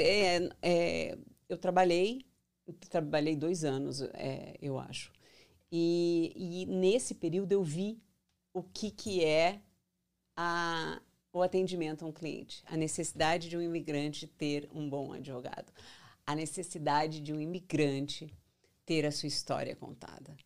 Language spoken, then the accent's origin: Portuguese; São Paulo, Brazil; moved away as an adult; also born or lived in Goiânia, Brazil / Brasília, Brazil; now in United States; Eu nasci em São Paulo, mas eu sou mais goiana